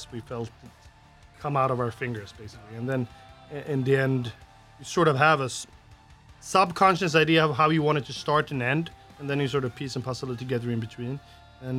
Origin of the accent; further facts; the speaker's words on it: Sweden; from Sweden